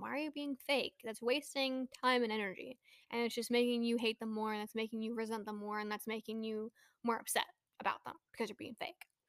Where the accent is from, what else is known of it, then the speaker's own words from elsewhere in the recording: Bay Area, California, United States; moved away; also born or lived in New Mexico / Texas; I grew up in the Bay Area